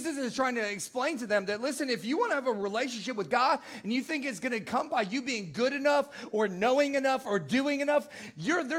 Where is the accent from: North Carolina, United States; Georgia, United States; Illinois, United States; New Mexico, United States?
Illinois, United States; Naperville; I'm from the Chicagoland area